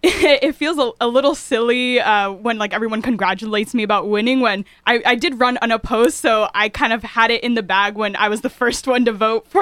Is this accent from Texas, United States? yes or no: no; New Haven, Connecticut, United States; So, you know, when I grew up in New Haven or in Fairhaven